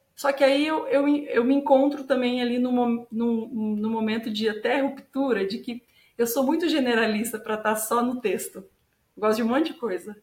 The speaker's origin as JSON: {"language": "Portuguese", "region": "interior of São Paulo", "country": "Brazil", "moved": "as an adult", "lives_now": "Curitiba, Brazil", "said": "sou do interior de São Paulo originalmente"}